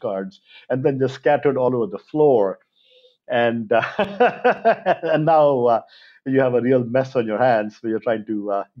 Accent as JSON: {"language": "English", "town": "Mangalore", "region": "Karnataka", "country": "India", "tie": "born or raised there", "moved": "yes", "said": "I grew up in Mangalore in India. It's a little town by the coast, the Arabian Sea coast of India."}